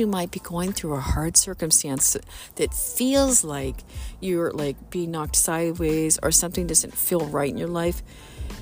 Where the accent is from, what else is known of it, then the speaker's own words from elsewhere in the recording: Missouri, United States; I'm from Missouri, from the good old show me state.